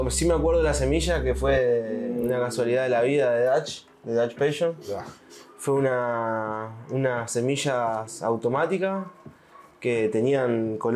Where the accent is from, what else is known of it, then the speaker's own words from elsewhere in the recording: Santa Fe, Argentina; Yo me crié en Argentina, en Santa Fe, en, el centro de Argentina.